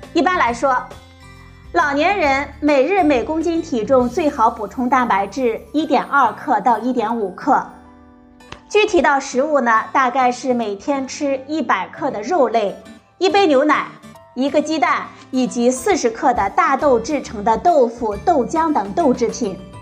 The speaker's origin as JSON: {"language": "Chinese", "country": "China", "said": "我们中国人"}